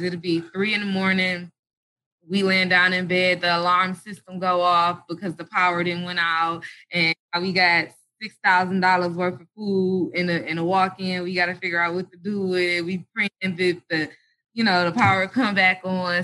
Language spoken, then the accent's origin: English; Detroit, Michigan, United States; also born or lived in Atlanta, Georgia; I was born in Detroit, Michigan